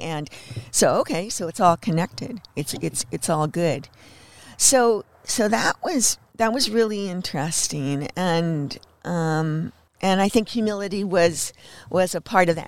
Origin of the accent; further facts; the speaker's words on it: Los Angeles, California, United States; now in Bellingham, United States; I was born in Hollywood